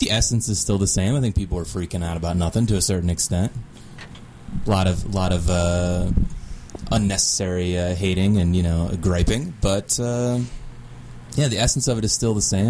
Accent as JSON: {"language": "English", "region": "Delaware", "country": "United States", "tie": "born or raised there", "moved": "yes", "said": "my home state of Delaware"}